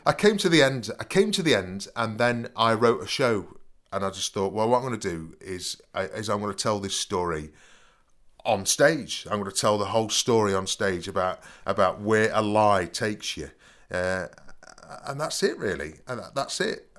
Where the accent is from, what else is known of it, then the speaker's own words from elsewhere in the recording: Nottingham, East Midlands, United Kingdom; I came from Nottingham, 'cause I said I'm from Nottingham.